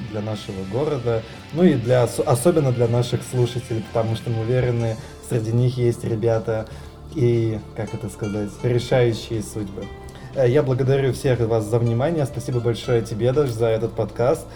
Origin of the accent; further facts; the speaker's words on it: Saint Petersburg, Russia; коренного петербуржца